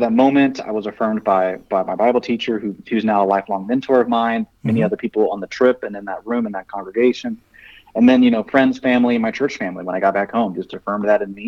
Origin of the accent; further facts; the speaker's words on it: Kansas City, Missouri, United States; moved away as an adult; now in Gibbon, Nebraska, United States; I was born and raised near Kansas City, Missouri for the bulk of my life